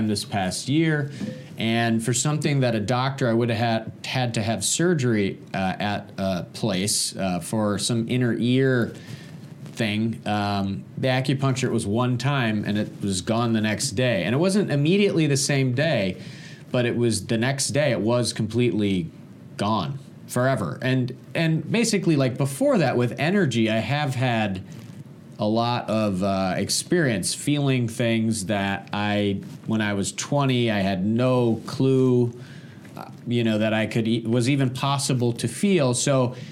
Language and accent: English; Michigan, United States; moved away; I'm originally from Michigan.